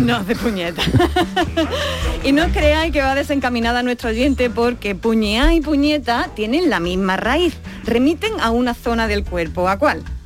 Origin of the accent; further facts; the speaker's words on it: Andalusia, Spain; no solo somos andaluces